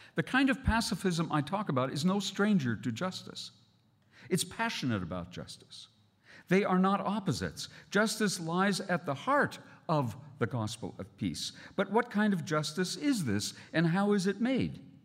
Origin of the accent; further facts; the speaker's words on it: Canada; as a Canadian